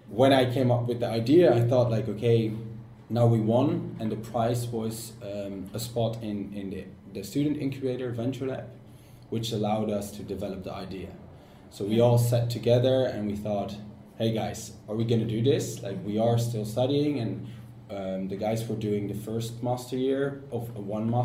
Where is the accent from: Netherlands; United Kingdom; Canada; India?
Netherlands; moved away as an adult; now in Sweden; I'm from the Netherlands, 25 years old, and I came to Sweden to start my master's